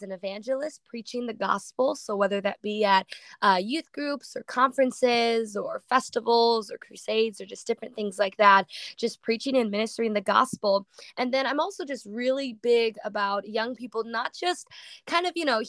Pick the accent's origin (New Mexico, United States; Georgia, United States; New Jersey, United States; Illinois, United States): Illinois, United States; Waukegan; I'm from Illinois, Waukegan, Illinois